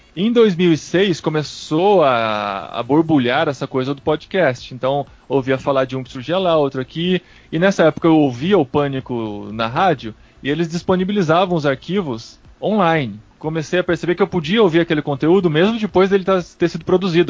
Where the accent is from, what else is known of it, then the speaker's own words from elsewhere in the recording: Piracicaba, São Paulo, Brazil; como uma criança no interior de São Paulo, sou de Piracicaba